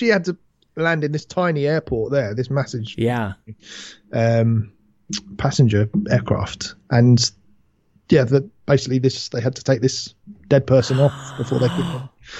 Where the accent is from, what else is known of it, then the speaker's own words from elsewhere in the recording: United Kingdom; mate, this is a bit overfamiliar. We're British.